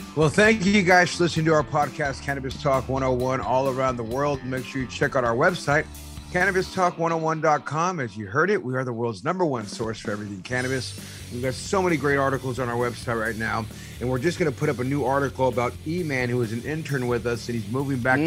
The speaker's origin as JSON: {"language": "English", "town": "San Jose", "region": "California", "country": "United States", "said": "I'm originally from San Jose"}